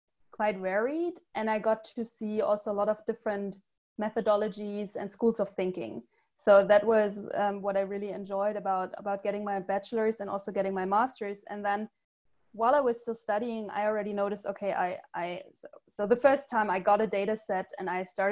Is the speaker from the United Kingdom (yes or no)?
no; Germany; also born or lived in United States / Ghana / Cambodia; So I'm German. I was born in Germany. I grew up in Germany, but I had some breaks where I was living abroad in the US, in Ghana, and Cambodia.